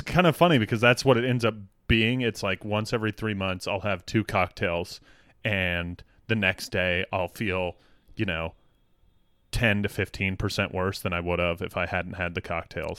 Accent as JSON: {"language": "English", "town": "Denver", "region": "Colorado", "country": "United States", "also_born_or_lived": "Boston", "moved": "as an adult", "said": "I'm from Denver"}